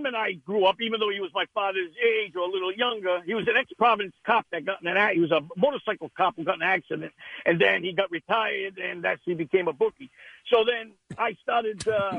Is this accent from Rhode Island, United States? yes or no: yes; Rhode Island, United States; Rhode Island.